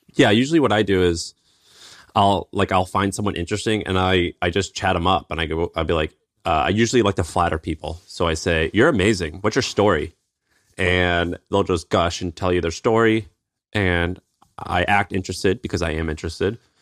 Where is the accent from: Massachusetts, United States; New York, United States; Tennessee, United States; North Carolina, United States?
Tennessee, United States; accent: twang; moved away as an adult; also born or lived in San Francisco; I'm from Tennessee